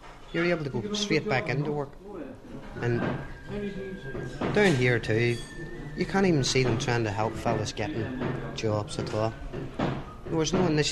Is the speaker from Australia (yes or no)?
no; Belfast, Northern Ireland, United Kingdom; now in Ireland; I'm from Belfast